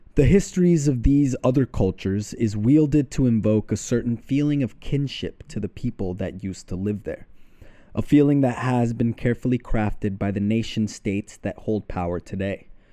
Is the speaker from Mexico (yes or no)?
yes; Mexico; I was born in Mexico